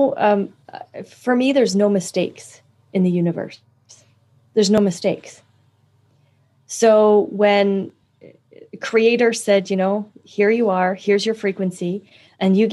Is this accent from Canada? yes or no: yes; Canada; I'm also Canadian